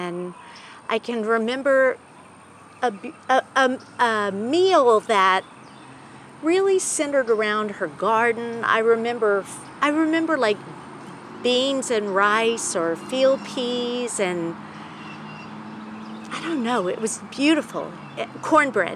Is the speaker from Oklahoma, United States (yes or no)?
yes; Stillwater, Oklahoma, United States; now in Baton Rouge, United States; I was born in Stillwater, Oklahoma in 1957.